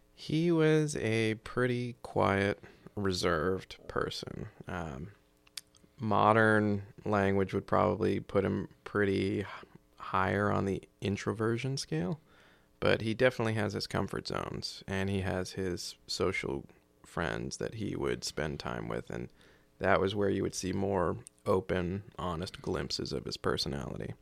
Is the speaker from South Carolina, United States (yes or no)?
yes; just outside of Charleston, South Carolina, United States; moved away as an adult; also born or lived in Japan / Washington State / Oregon; now in Clatsop County, Oregon, United States; I was born in North Carolina, uh, back in the early eighties and grew up in South Carolina, just outside of Charleston